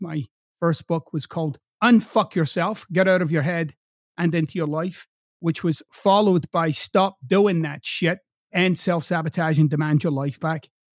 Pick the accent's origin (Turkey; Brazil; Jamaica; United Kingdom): United Kingdom; Scotland; now in United States; So I'm originally from Scotland, but I've lived in the United States for over two decades now. So I've got these two accents